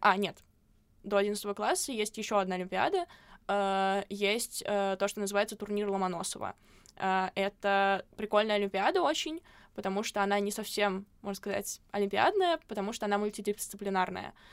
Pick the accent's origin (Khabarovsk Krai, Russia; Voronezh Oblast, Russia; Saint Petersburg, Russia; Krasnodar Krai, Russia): Saint Petersburg, Russia; я не из Москвы, я из Питера